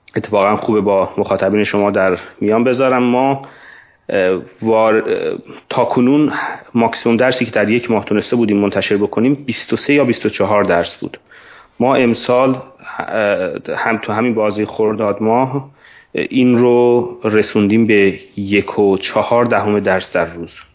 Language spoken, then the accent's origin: Persian; Hadishahr, East Azerbaijan, Iran; moved away as an adult; also born or lived in Tabriz; now in United States; گرگر یه شهری هست نزدیک جلفا هست که الان عملا هادی شهر هم خطاب میشه